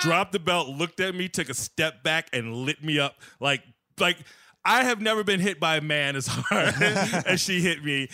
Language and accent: English; Aurora, Illinois, United States; also born or lived in South Side, Chicago; now in Naperville, United States; I'm from South Side, but I grew up mostly in the suburbs.